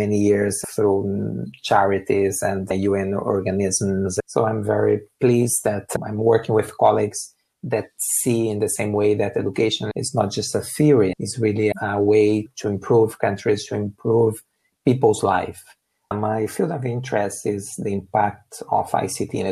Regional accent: Brazil; moved away; I'm originally from Brazil. I grew up in a rural area

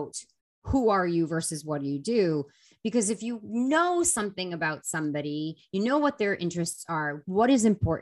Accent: Boston, Massachusetts, United States; I was from Boston

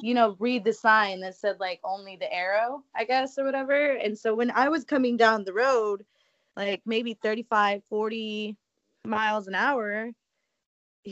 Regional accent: West Texas, United States; moved away; I'm from West Texas too

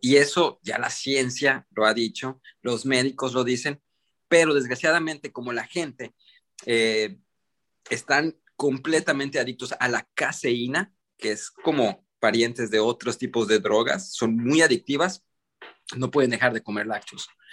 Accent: Mexico; moved away as an adult; also born or lived in United States; yo crecí en Estados Unidos, soy mexicano, mexicoamericano, mexicano de nacimiento, eh, criado casi toda mi vida en, Estados Unidos. Fue donde crecí desde, desde nacido hasta los 8 años y luego regresé a México y estuve como 10, 11 años

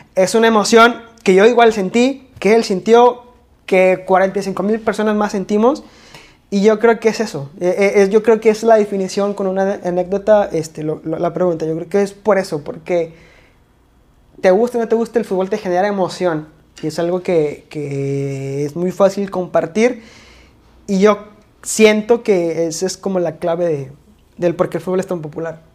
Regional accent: Mexico; also born or lived in Monterrey, Nuevo León; aquí en México se nos da mucho comparar

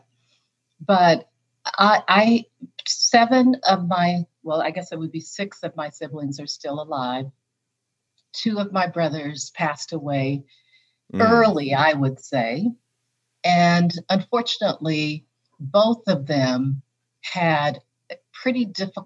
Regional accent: East Pierce County, Washington, United States; also born or lived in Georgia; when my father moved us from Georgia to Fort Lewis, Washington in 1965. And I grew up in Washington

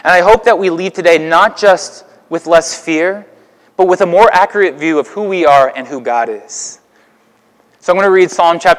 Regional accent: Houston, Texas, United States; now in Alton, United States; We in Houston

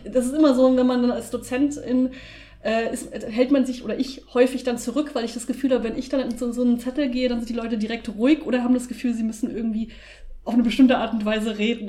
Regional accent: Germany; bei uns in Deutschland

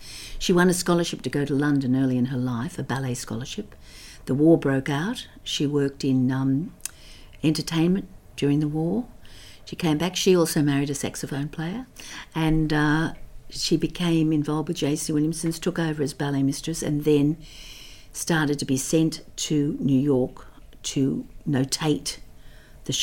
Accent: Manly, New South Wales, Australia; also born or lived in Hunter Valley, New South Wales; I grew up in Manly, had a bit of a time in the Hunter Valley after my father came back from the war

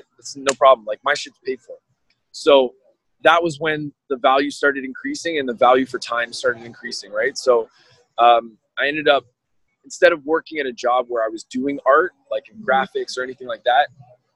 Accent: Brampton, Ontario, Canada; now in Toronto, Canada; So I grew up in Brampton's factory town.

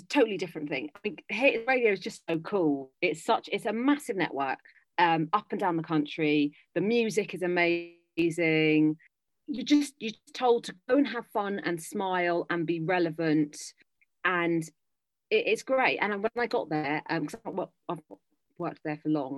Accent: London, United Kingdom; moved away as an adult; I'm a Londoner, basically. I've lived always in London.

